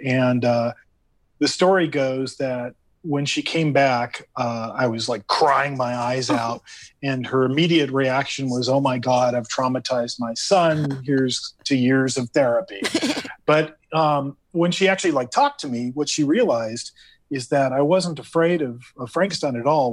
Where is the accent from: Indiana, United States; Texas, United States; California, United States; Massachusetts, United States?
California, United States; Hacienda Heights; I grew up in Hacienda Heights, and, and I went to school in Whittier